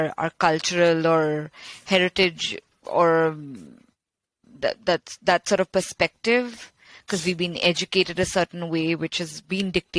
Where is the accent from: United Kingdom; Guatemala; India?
India; Kolkata, West Bengal; You know, I grew up in India. I grew up in Calcutta, which was the former capital of the British Empire.